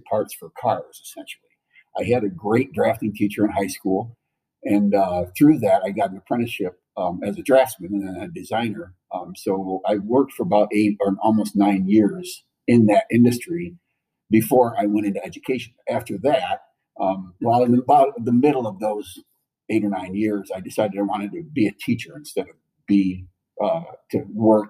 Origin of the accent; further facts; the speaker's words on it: Otsego, Michigan, United States; now in Charlotte, United States; I grew up in a city called Otsego, which is north of Kalamazoo